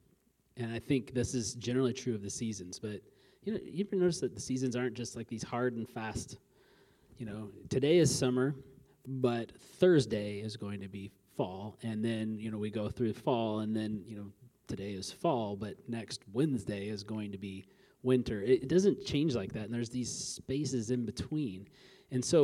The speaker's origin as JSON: {"language": "English", "region": "Alaska", "country": "United States", "tie": "born or raised there", "said": "I grew up in Alaska"}